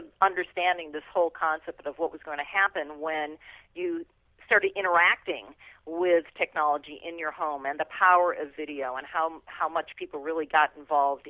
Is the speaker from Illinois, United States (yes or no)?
yes; Chicago, Illinois, United States; moved away as an adult; now in Silicon Valley, United States; I grew up in the Chicago area.